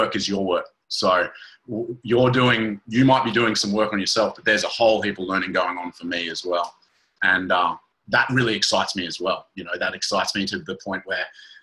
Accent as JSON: {"language": "English", "town": "Kyogle", "region": "New South Wales", "country": "Australia", "tie": "born or raised there", "said": "I grew up in the Northern Rivers of New South Wales, little town called Kyogle"}